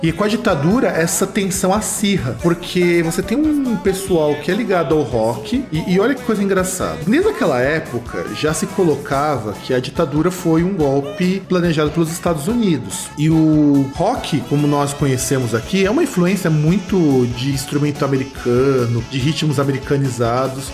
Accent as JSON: {"language": "Portuguese", "country": "Brazil", "said": "a gente é brasileiro"}